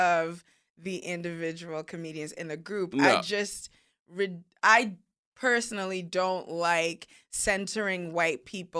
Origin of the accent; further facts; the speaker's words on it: Nigeria; He's Nigerian. I'm Nigerian. Like, we good.